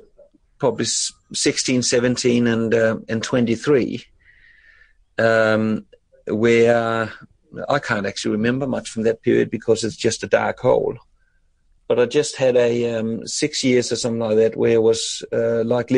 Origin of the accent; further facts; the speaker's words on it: Denmark; moved away as an adult; now in Australia; I was born in Denmark